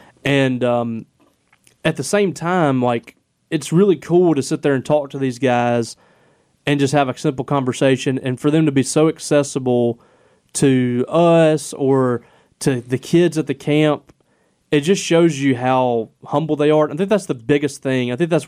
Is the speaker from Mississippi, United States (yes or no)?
yes; Clarksdale, Mississippi, United States; also born or lived in Grenada, United States; that kid reminds me of me when I was growing up in Clarksdale. That kid reminds me of me when I was in Grenada